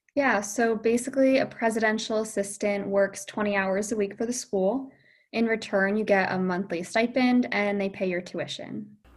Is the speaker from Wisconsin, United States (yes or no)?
no; Point Pleasant, New Jersey, United States; I'm from Point Pleasant, New Jersey.